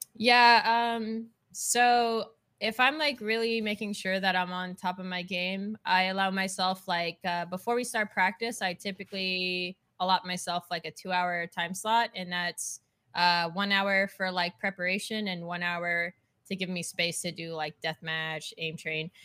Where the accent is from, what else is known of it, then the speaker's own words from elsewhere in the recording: Canada; now in Texas, United States; I'm Canadian, but living in Texas